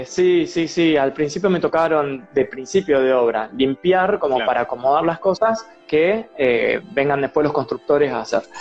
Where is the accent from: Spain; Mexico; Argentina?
Argentina; moved away as an adult; also born or lived in Australia; todos te preguntaban eh, por Argentina